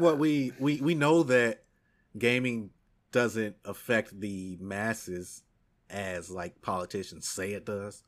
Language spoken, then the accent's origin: English; United States; as an American and someone who speaks English